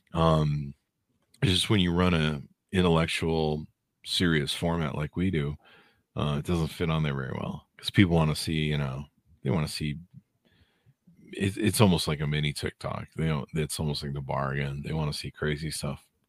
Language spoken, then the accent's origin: English; Southern California, United States; born and raised in SoCal